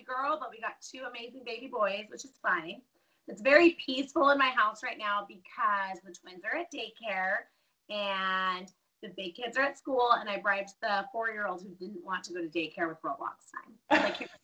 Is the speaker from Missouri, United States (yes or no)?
no; Denver, Colorado, United States; moved away as an adult; now in Caldwell, United States; I was born and raised in Denver.